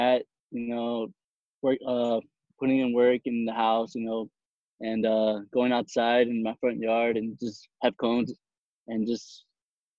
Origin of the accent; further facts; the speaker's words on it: South Bend, Indiana, United States; I'm from South Bend, Indiana, born and raised